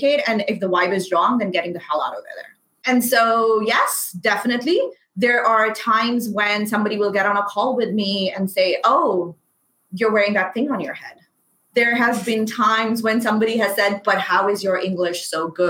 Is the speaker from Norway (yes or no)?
no; Pakistan; first language Urdu; English is a second language; I am brown. I am Pakistani. I am a hijabi.